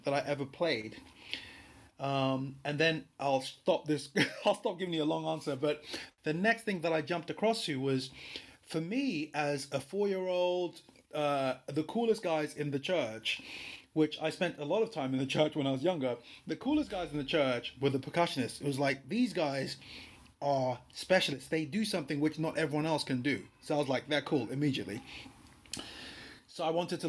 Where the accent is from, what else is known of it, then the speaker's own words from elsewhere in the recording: Lagos, Nigeria; moved away; I was born in Lagos, Nigeria.